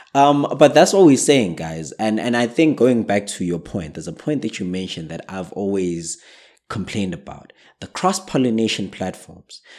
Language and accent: English; South Africa; in South Africa, we're not too strong on the charts